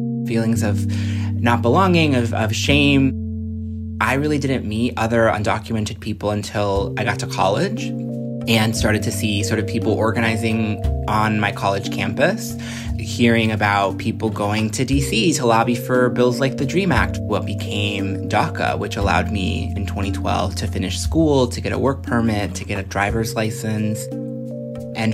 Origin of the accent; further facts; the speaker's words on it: Minneapolis, Minnesota, United States; moved away as an adult; also born or lived in Jalisco, Mexico; now in Washington, D.C., United States; Yeah, so I came to the U.S. when I was just 3 months old. I was born in Jalisco, Mexico, but I grew up in Minneapolis, and I live in D.C. now. I got DACA for the first time in 2012.